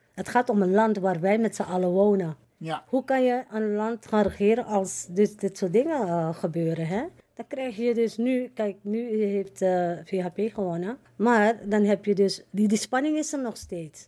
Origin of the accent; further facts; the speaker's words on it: Suriname; now in Netherlands; Kijk, ik woon al 53 jaar hier in Nederland. Maar ik ben een Surinamer. Ik blijf ook een Surinamer.